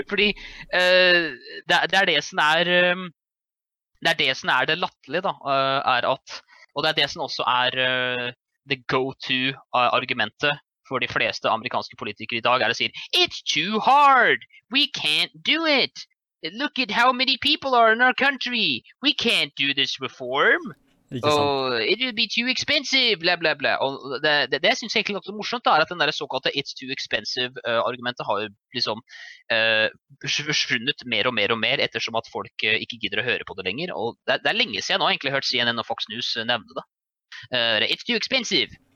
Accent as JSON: {"language": "Norwegian", "country": "Norway", "said": "jeg kommer jo fra Norge"}